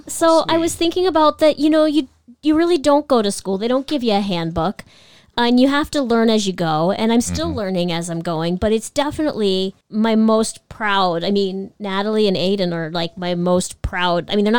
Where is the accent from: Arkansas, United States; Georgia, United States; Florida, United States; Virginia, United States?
Virginia, United States; Northern; I grew up in Northern Virginia and graduated in Constitution Hall in Washington, D.C.